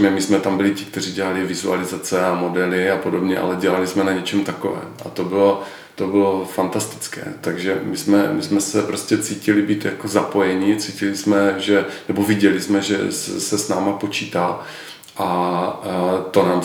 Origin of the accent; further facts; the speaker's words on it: Ostrava, Moravian-Silesian Region, Czechia; Opravdu, já jsem v ty první měsíce, kdy jsme se vrátili do Ostravy, my jsme měli eh, malou dcerku, dvouměsíční a tak nějak jako logicky to eh, jako vykrystalizovalo, že se i vrátíme zpět do rodného města za svými rodiči